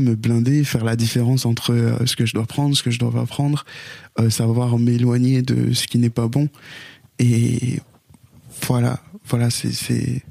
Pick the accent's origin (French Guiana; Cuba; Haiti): Haiti; je suis né en Haïti et chez les Haïtiens, le dernier